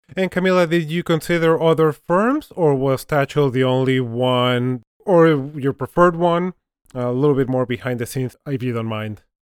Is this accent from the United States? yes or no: no; Mexico; I'm originally from Mexico